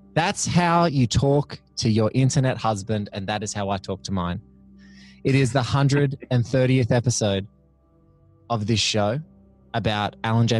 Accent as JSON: {"language": "English", "town": "Kilcare", "region": "New South Wales", "country": "Australia", "tie": "born or raised there", "also_born_or_lived": "Melbourne", "said": "growing up in a surf town called Kilcare on the central coast of New South Wales, which is about an hour and a half north of Sydney"}